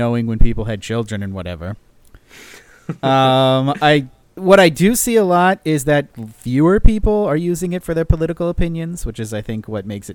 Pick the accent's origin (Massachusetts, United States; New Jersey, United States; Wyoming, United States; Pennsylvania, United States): New Jersey, United States; my home state of New Jersey